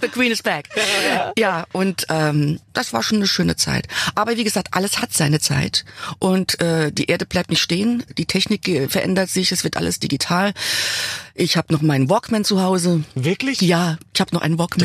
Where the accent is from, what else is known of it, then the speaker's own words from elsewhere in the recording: Saarland, Germany; Also ich bin da geblieben, wo ich aufgewachsen bin. Ja. Ich habe mein Dorf nicht verlassen. Ich bin im Saarland